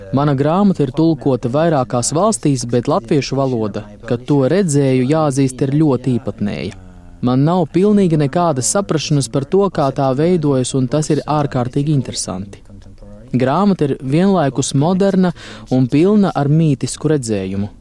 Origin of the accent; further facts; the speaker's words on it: France; es pats esmu francūzis